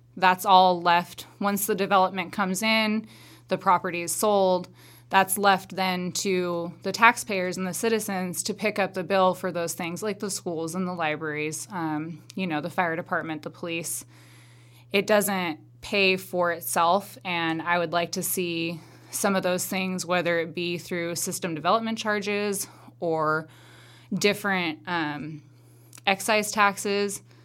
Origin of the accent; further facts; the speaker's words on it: Madras, Oregon, United States; I was born and raised here in Madras. Well, not here because I'm in Warm Springs, but in Madras.